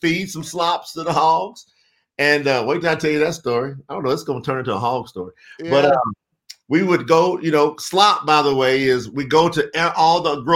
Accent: Winchester, Kentucky, United States; I was born in Winchester, Kentucky. I'm a country boy, Southern boy

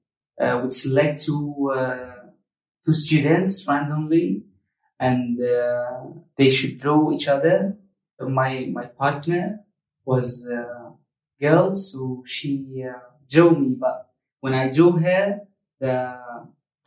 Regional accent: Damascus, Damascus Governorate, Syria; also born or lived in Arbat refugee camp, Sulaymaniyah, Iraq; now in Sulaymaniyah, Iraq; I'm from Damascus, Syria. And I live now in Arbat refugee camp in Soleimani in Iraq.

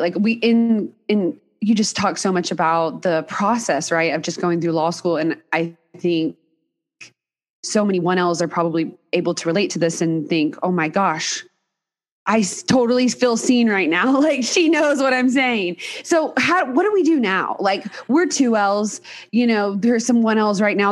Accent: Texas, United States; moved away; also born or lived in Dallas; I grew up in Texas as well.

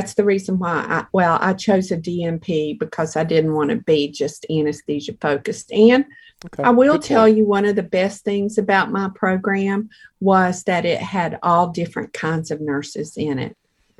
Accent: New York, United States; Well, they said, and where are you from? And I said, New York.

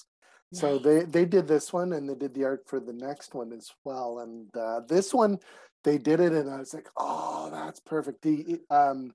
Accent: Montreal, Quebec, Canada; moved away as an adult; also born or lived in Calgary; I was born in Montreal, mm-hmm. went to Calgary for 12 years, and then came back to this side of the country

